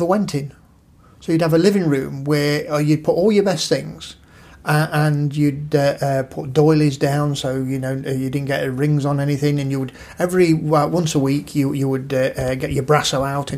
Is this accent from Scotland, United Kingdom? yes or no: no; Nottingham, East Midlands, United Kingdom; moved away; also born or lived in Bilborough, Nottingham / Brighton; we were born in St Anne's, which is a slum district